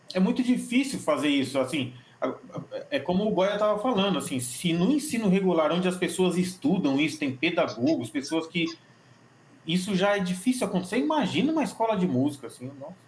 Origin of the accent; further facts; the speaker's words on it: São Paulo, Brazil; Eu sou de São, São Paulo